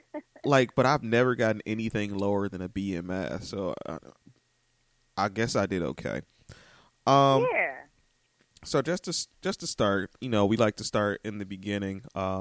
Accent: Detroit, Michigan, United States; I'm born and raised on the East Side, and I still went to Renaissance.

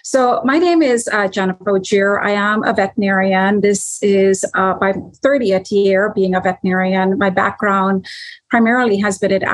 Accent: Canada; now in United States; I'm a Canadian expat currently living in the United States

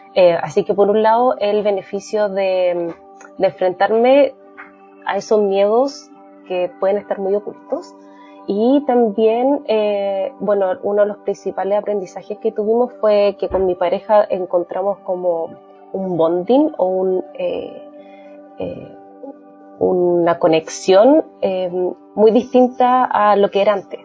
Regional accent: Chile; now in Canada; con mi marido somos chilenos, pero vivimos en Canadá

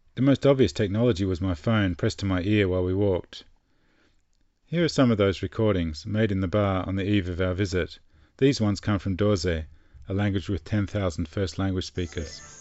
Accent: Australia; I'm from Australia

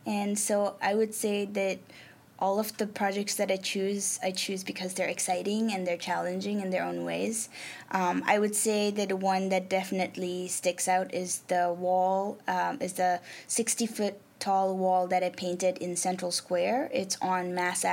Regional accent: Nepal; first language Nepali; English is a second language; moved away; I'm from South Asia, I'm from Nepal

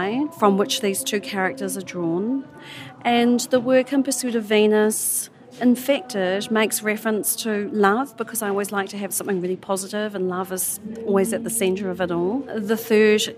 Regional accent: New Zealand; I hail from New Zealand

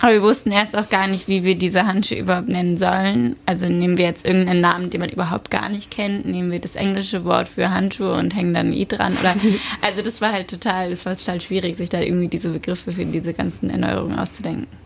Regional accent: Frankfurt am Main, Hesse, Germany; moved away as an adult; now in Berlin, Germany; ich komme ursprünglich aus Frankfurt am Main

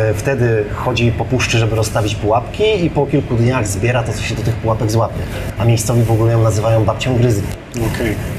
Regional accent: Poland; jesteśmy turystami z Polski

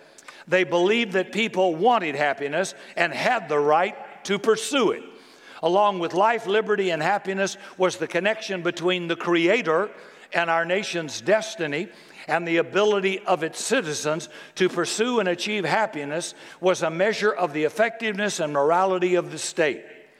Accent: Seattle, Washington, United States; which one of my values, learned during my growing up in Seattle and practiced during my career as a university professor, were the most conducive to my happiness.

